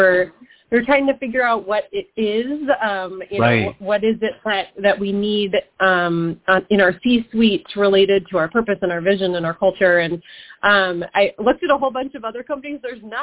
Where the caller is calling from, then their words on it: Southeast Michigan, United States; I am calling from surprisingly sunny Michigan, Southeast Michigan.